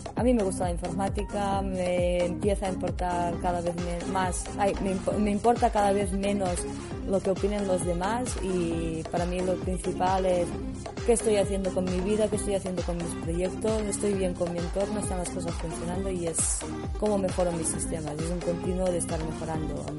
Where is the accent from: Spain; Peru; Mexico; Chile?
Spain; Olot, Catalonia; moved away as an adult; now in Barcelona, Spain; un proyecto que había en, mi pueblo que era Olot Wireless.